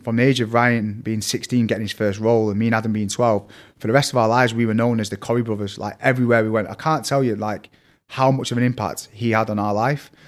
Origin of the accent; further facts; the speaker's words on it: Manchester, North West England, United Kingdom; accent: Manc; also born or lived in Cheadle / Salford / Eccles / Wythenshawe; I'm from Manchester, it's a little bit confusing because I've got a really strong Manc accent